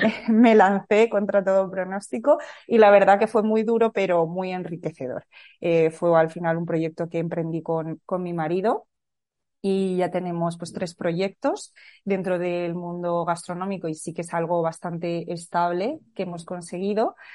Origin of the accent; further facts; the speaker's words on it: Madrid, Community of Madrid, Spain; also born or lived in California, United States; nací en Madrid y viví aquí toda mi vida